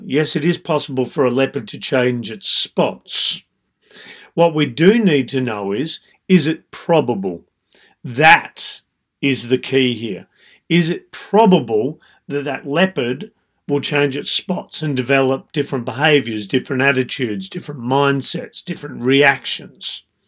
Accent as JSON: {"language": "English", "country": "Australia", "said": "I being Australian"}